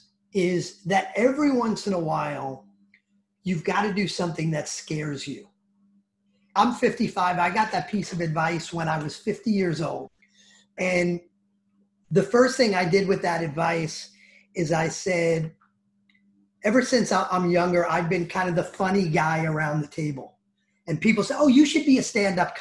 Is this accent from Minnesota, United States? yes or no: no; New Jersey, United States; accent: New Jersey; my New Jersey accent